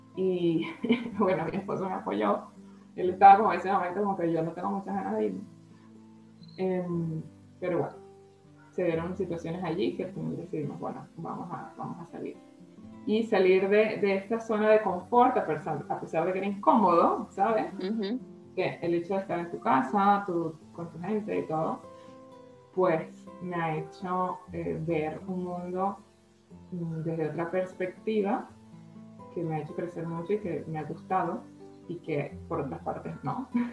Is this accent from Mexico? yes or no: no; Venezuela; first language Spanish; moved away as an adult; also born or lived in Colombia / Ecuador / Spain; soy venezolana